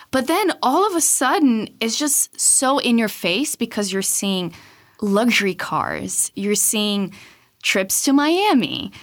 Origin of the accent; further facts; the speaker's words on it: Brazil; moved away; Growing up in Brazil from as long as I can remember